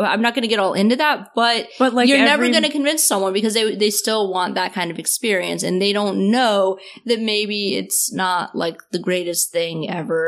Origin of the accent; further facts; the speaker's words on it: the South, United States; I'm from the South